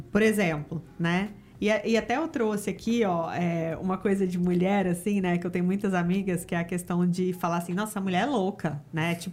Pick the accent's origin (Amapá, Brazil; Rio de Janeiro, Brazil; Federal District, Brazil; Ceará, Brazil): Rio de Janeiro, Brazil; accent: carioquês; eu sou do Rio, o Fernando é do Rio